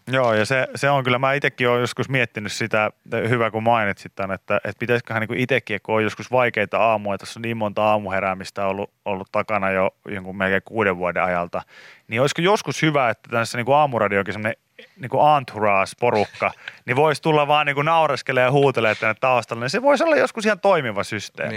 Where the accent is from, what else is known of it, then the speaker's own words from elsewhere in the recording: Pori, Satakunta, Finland; mä oon Porista